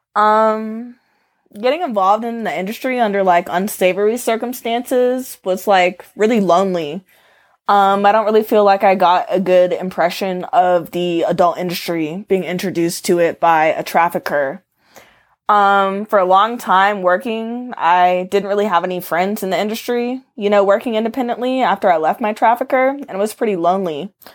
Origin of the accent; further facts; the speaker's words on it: Atlanta, Georgia, United States; moved away as an adult; now in Arizona, United States; I'm from Atlanta, but I moved to Arizona four years ago and bought a mobile home.